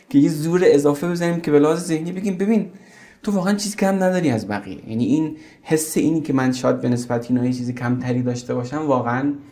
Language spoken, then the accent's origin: Persian; Zahedan, Sistan and Baluchestan, Iran; moved away as an adult; also born or lived in Zabol; now in Tehran, Iran; بعدش ما برای زندگی اومدیم زاهدان و تا سن 18 سالگی قبل از کنکور من زاهدان بودم